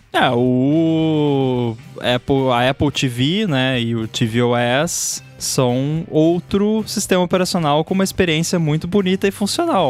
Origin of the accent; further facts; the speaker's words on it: Brazil; a gente fala em português, porque a gente é brasileiro